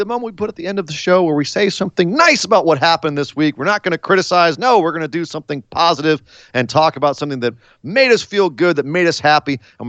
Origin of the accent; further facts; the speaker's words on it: Oakland, California, United States; the Bay Area, right in my hometown.